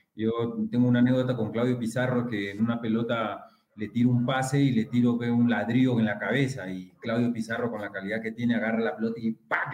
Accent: Lima, Peru; moved away as an adult; also born or lived in Callao; yo era del callado y que yo nací en la Victoria

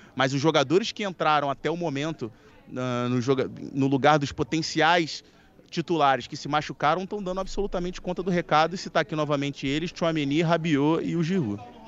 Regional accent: Brazil; nós, como brasileiros

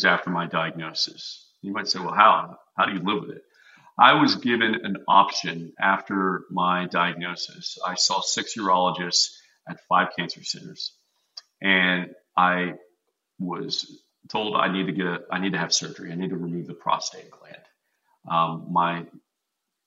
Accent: Texas, United States; I'm from Texas. I'm a meat and potatoes guy

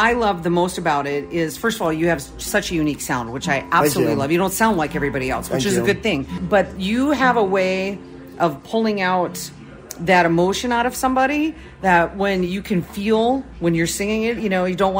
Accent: Wisconsin, United States; I was born and raised in Wisconsin, and I am a diehard Packer fan.

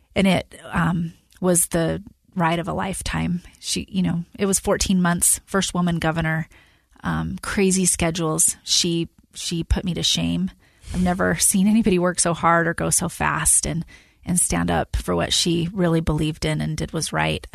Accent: West Valley City, Utah, United States; I grew up in West Valley City, Utah.

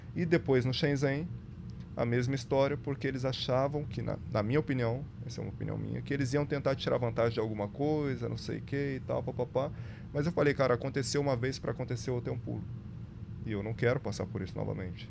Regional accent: Brazil; Falo daqui porque sou brasileiro

